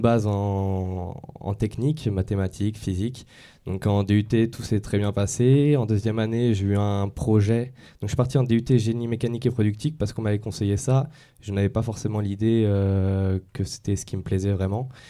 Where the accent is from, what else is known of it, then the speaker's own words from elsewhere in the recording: Yvelines, Île-de-France, France; moved away as an adult; also born or lived in Dijon; je suis parti des Yvelines à Dijon, en province